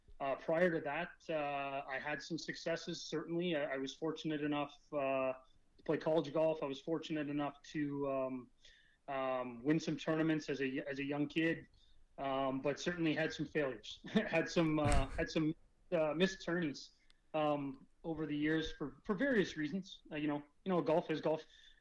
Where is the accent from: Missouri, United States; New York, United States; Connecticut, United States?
Missouri, United States; Kansas City; born there; It helped that I'm American. So I was born in Kansas City, and I think I had a lot of interest in the Missouri area